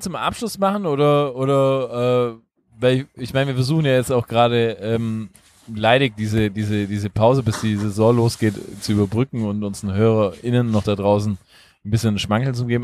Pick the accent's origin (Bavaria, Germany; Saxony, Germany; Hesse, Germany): Bavaria, Germany; Illertissen; moved away; aus der schönen Heimatstadt Illertissen